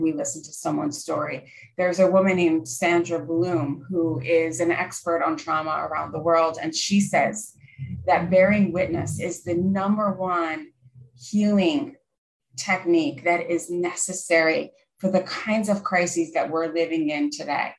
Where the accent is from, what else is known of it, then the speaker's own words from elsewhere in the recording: Pennsylvania, United States; I grew up in Pennsylvania in the USA. We're in the Northeast, and I lived about one hour north of Philadelphia